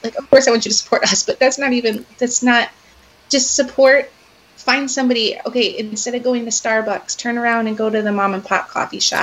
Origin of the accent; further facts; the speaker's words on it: Chicago, Illinois, United States; now in Iowa, United States; I grew up around Chicago